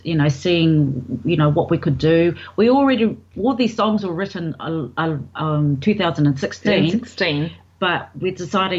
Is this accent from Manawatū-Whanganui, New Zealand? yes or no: yes; Levin, Manawatū-Whanganui, New Zealand; Well, I'm from New Zealand.